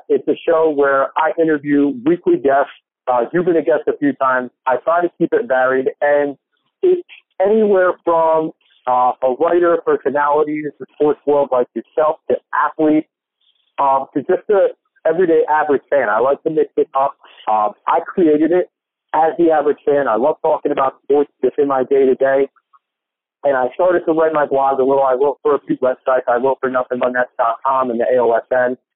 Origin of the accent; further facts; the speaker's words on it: New Jersey, United States; I'm I live in New Jersey.